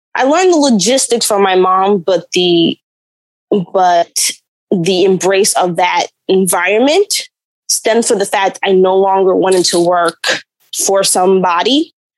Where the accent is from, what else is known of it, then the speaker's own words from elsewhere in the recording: New York City, New York, United States; also born or lived in Bronx / Harlem; I was born in the Bronx, which is a borough above Manhattan, and I was raised in Manhattan